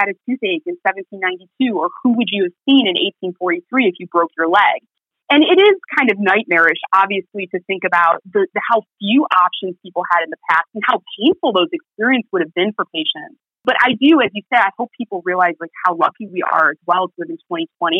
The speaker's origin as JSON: {"language": "English", "town": "Chicago", "region": "Illinois", "country": "United States", "accent": "Midwest", "moved": "as an adult", "lives_now": "England, United Kingdom", "said": "I'm from Chicago, the Midwest"}